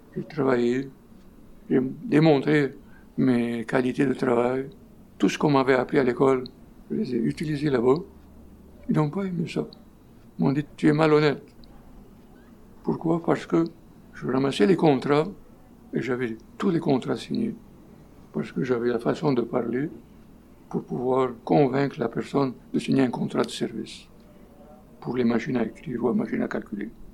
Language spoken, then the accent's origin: French; Port Said, Port Said Governorate, Egypt; moved away as an adult; now in Montreal, Canada; je suis né en Égypte